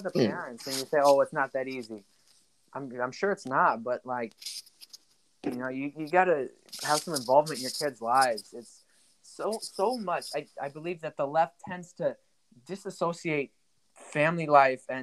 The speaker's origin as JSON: {"language": "English", "country": "United States", "said": "I'm an American"}